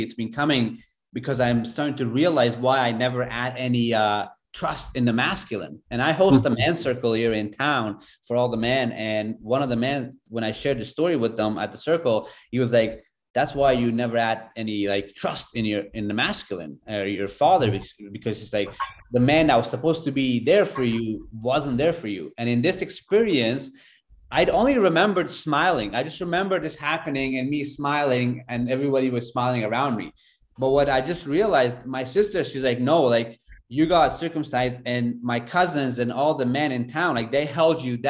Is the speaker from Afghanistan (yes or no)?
yes; Afghanistan; moved away; I grew up in Afghanistan